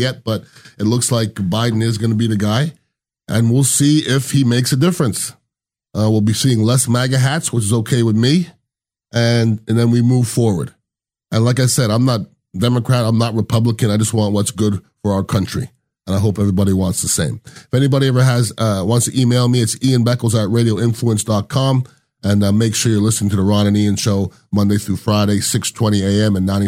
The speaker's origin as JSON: {"language": "English", "town": "Montreal", "region": "Quebec", "country": "Canada", "also_born_or_lived": "Iowa / Indiana", "moved": "yes", "said": "I went to school in Iowa, then Indiana, and I'm from Montreal"}